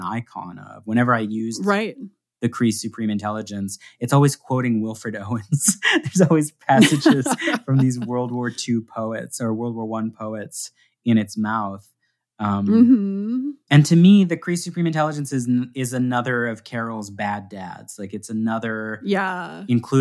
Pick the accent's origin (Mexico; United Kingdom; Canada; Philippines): Canada; I'm a Canadian